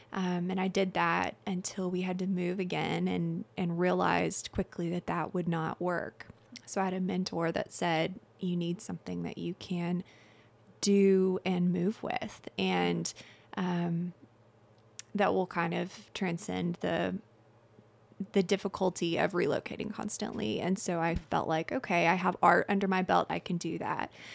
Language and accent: English; Little Rock, Arkansas, United States; moved away as an adult; I'm originally from Little Rock, Arkansas, and my husband, Ben, is in the Army, so we move all over um, every couple of years or every year.